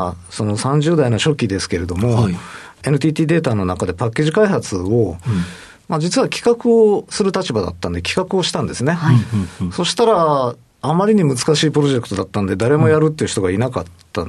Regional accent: Fukuoka, Japan; 九州の福岡、博多でございます。

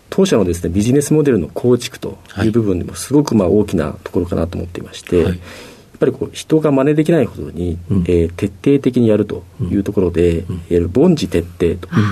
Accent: Tokyo, Japan; 東京都の世田谷区の駒沢が出身になります

